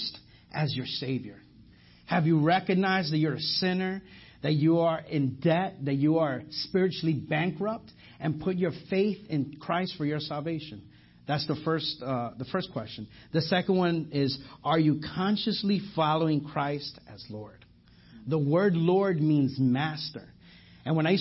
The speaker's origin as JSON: {"language": "English", "region": "New York", "country": "United States", "accent": "New York", "moved": "yes", "lives_now": "Garland, United States", "said": "I'm from New York. You know, it's not. I'm from. If you didn't hear my accent, let me just say coffee, and then you guys know that from there. So I'm from New York"}